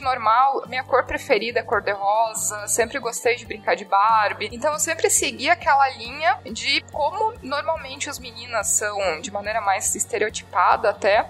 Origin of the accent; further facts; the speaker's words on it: Jaraguá do Sul, Santa Catarina, Brazil; eu sou de Jaraguá do Sul, Santa Catarina.